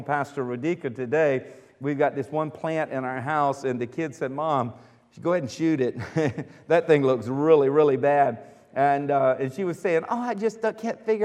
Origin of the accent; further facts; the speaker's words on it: United States; I'm from America. I was born here in America